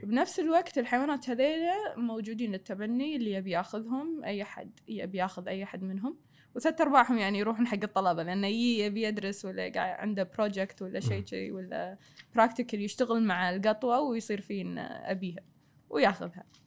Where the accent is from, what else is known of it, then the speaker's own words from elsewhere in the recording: Kuwait; moved away as an adult; also born or lived in Australia; ابي افيد ديرتي